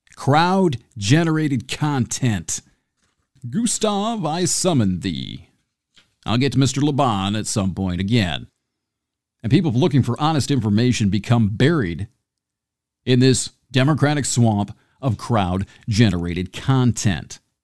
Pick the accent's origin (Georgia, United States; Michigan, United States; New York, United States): Michigan, United States; near Homer; I grew up near Homer